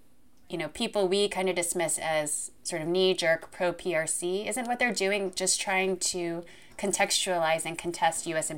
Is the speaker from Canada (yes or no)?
no; Philippines; moved away as an adult; now in United States; I'm from the Philippines and migrated to the U.S. after high school.